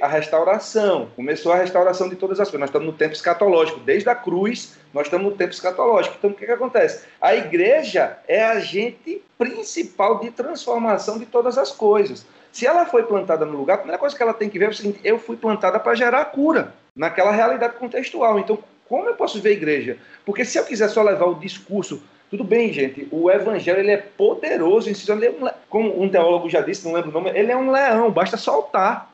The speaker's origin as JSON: {"language": "Portuguese", "town": "João Pessoa", "region": "Paraíba", "country": "Brazil", "tie": "born or raised there", "also_born_or_lived": "Recife", "moved": "as an adult", "said": "Meu coração queria estar com o povo da minha terra aqui"}